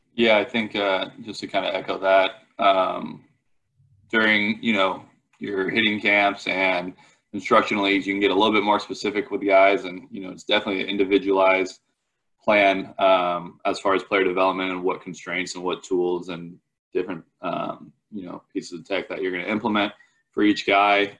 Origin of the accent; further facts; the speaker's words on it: Palo Alto, California, United States; I'm originally from Palo Alto, California